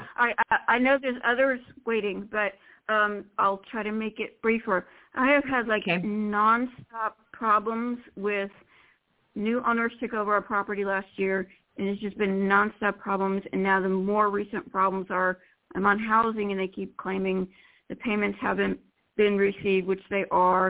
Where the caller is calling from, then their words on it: Florida, United States; from Florida.